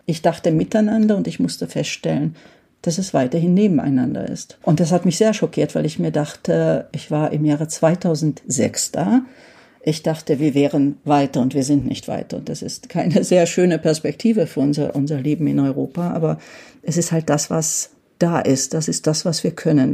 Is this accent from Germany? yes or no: no; Rákos, Győr-Moson-Sopron, Hungary; also ich komme ja aus Rakusch, das liegt direkt an der österreichischen Grenze